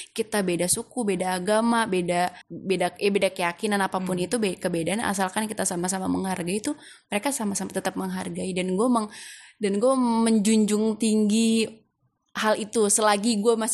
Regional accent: Pamulang, Banten, Indonesia; karena gue brojol di Pamulang dan gue besar di Pamulang, gue pasti tahu seluk beluk orang-orang Pamulang kayak gimana.

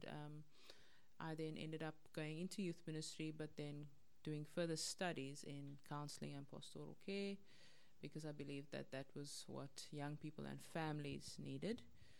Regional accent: Johannesburg, Gauteng, South Africa; moved away as an adult; now in Cape Town, South Africa; I grew up in Joburg. Grew up in a normal, predominantly colored neighborhood, went to a government school, and came to Cape Town to come to Bible College.

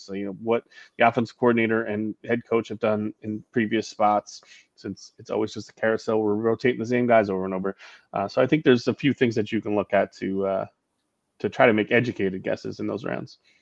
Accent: New York, United States; growing up in New York

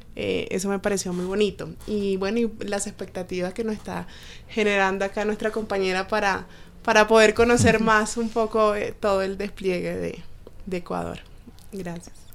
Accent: Colombia; nuestros servicios en Colombia

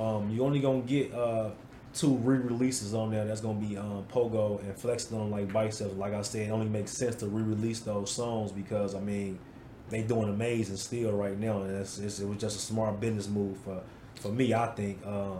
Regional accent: Chicago, Illinois, United States; now in Wisconsin, United States; The United Center in Chicago. Okay. My hometown.

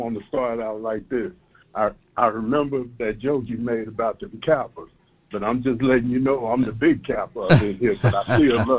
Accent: Arkansas, United States; But I'm from the Arkansas, baby.

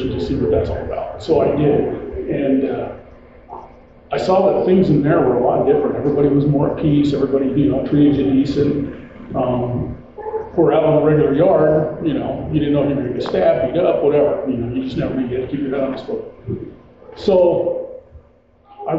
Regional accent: Twin Falls, Idaho, United States; moved away as an adult; now in Boise, United States; I'm from Idaho. I was raised in Twin Falls. I've been living here in Boise for 37 years

